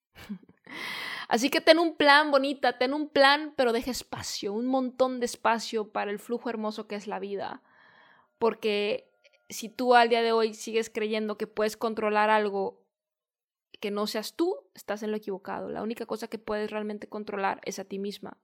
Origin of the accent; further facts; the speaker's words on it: Guadalajara, Jalisco, Mexico; en Guadalajara, que es de donde yo soy